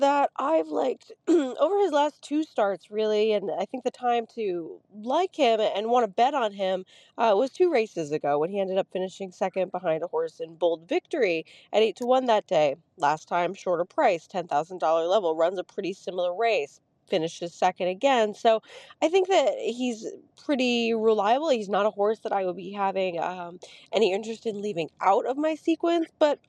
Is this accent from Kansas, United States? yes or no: no; New York, United States; also born or lived in Kentucky; I grew up in New York, so it's kind of like coming home to the cold, dark winters.